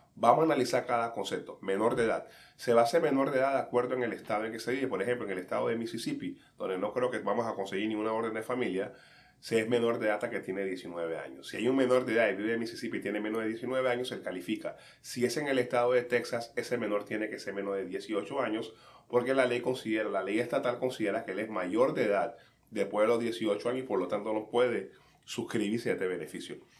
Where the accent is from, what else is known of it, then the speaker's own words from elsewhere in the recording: Colón, Panama; now in United States; mi infancia en Calle 7, en Colón